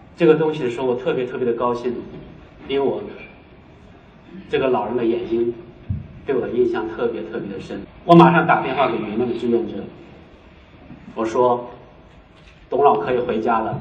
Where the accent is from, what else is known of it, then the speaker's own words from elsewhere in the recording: China; also born or lived in Beijing; 我们是中国人